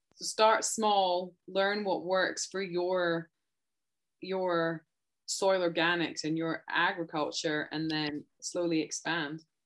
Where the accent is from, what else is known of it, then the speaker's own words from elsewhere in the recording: Scotland, United Kingdom; now in Canada; I'm from Scotland and I'm not even from a farming background. Though a lot of our friends when I was growing up, it was a huge farming community